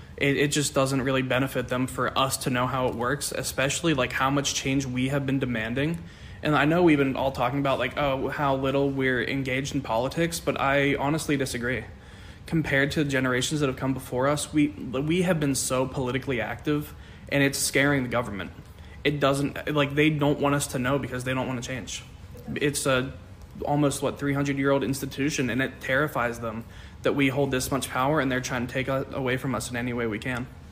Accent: Pittsburgh, Pennsylvania, United States; I'm from Pittsburgh, which is heavy industry

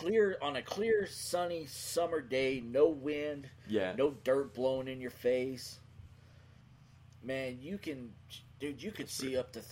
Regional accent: Levelland, Texas, United States; I'm in my hometown, Leveland, Texas, small 14,000.

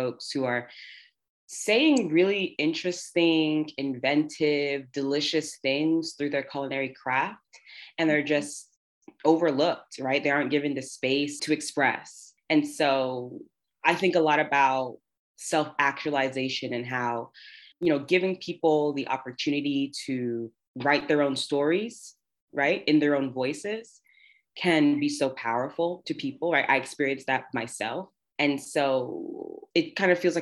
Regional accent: New York City, New York, United States; I am a New Yorker born and raised, located here in New York City.

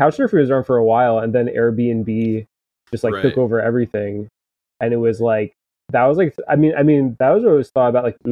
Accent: New Jersey, United States; now in Boston, United States; I'm from New Jersey, so like I kind of grew up in New York, but I grew up going to New York

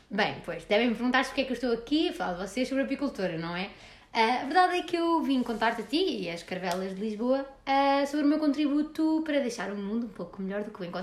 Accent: Mexico; Portuguese is a second language; tenho 57 anos e nasci no México e vivi lá a minha vida toda.

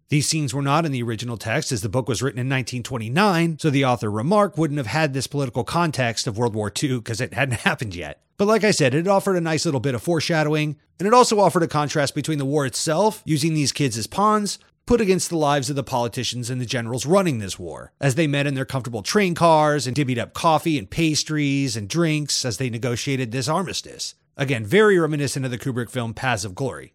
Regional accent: United States; as an American

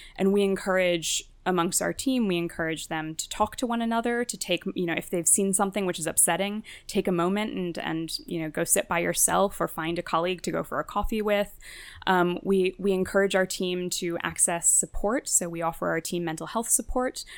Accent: New Jersey, United States; also born or lived in Sweden; I grew up in New Jersey, the, the kid of Indian immigrants

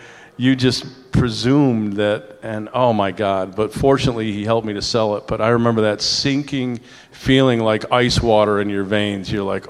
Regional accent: New York, United States; I'm a New Yorker.

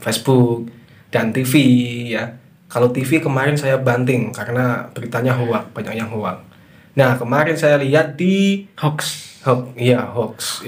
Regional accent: Java, Indonesia; aslinya kan orang Jawa

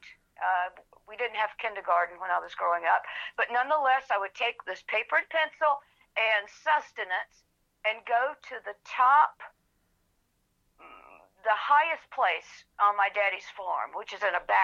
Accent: Anderson, South Carolina, United States; I grew up on a 72-acre beef and grain farm, beef cattle and grain farm in the upstate of South Carolina, a little town called Anderson

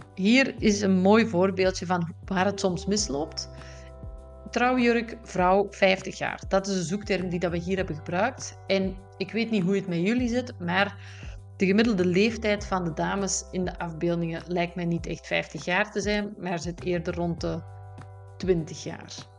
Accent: Belgium; Wist ik veel als Belg zijnde

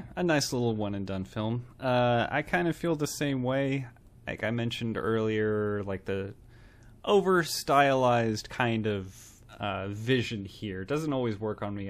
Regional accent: United States; I grew up in America and got educated here.

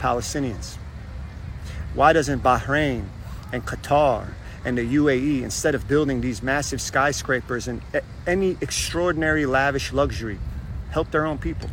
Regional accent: United States; I'm an American, but my family, the Dr- part of it came from Jerusalem

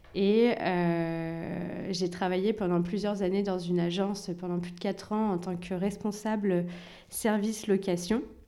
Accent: Rouen, Normandy, France; also born or lived in Algeria; j'ai grandi à Rouen, j'ai toujours vécu ici.

